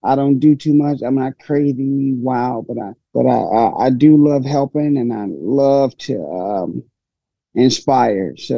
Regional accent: St. Louis, Missouri, United States; I grew up in Hyde Park area, high crime area

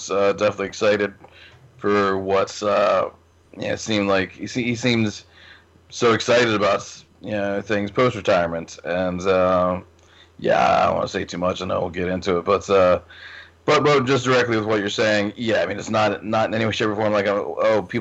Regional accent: Richmond, United States; I'm born and raised in Richmond

